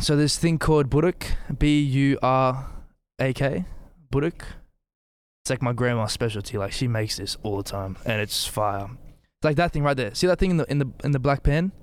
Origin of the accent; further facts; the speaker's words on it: Australia; also born or lived in Bosnia and Herzegovina; I'm Australian and Bosnian